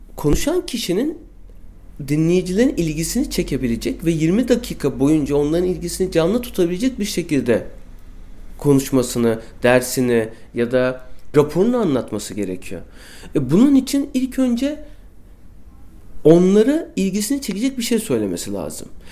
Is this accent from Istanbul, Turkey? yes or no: yes; Istanbul, Turkey; also born or lived in Bostancı, Istanbul; bin dokuz yüz seksen yılında Çağlayan'da iki artı bir bir evde doğdum